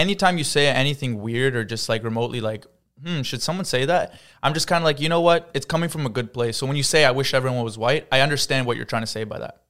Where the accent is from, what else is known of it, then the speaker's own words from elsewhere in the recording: Ottawa, Ontario, Canada; I'm from Ottawa